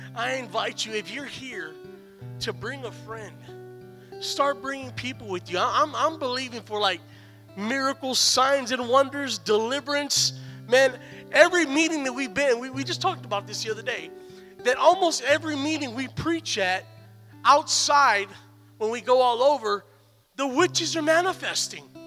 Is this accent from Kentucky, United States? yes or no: no; San Antonio, Texas, United States; moved away; also born or lived in Stryker, Ohio; I'm from San Antonio